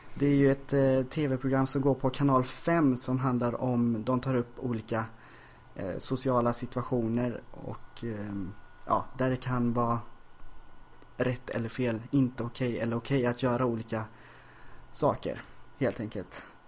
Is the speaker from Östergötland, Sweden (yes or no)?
no; Ljungskile, Västra Götaland, Sweden; now in Stockholm, Sweden; Ljungskile där jag växte upp